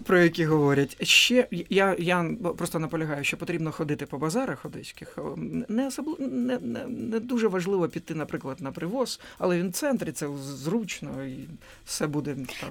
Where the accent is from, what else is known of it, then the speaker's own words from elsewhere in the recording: Odesa, Odesa Oblast, Ukraine; moved away; як для мешканця Одеси, який зростав в Одесі